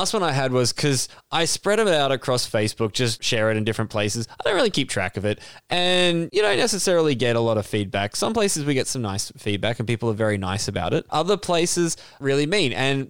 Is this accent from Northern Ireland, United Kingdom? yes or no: no; Yorkshire and the Humber, United Kingdom; I'm a Yorkshireman man, like a guy from Yorkshire.